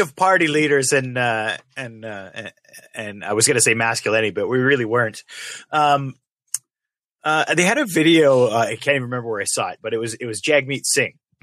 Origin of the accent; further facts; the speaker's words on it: Canada; being Canadian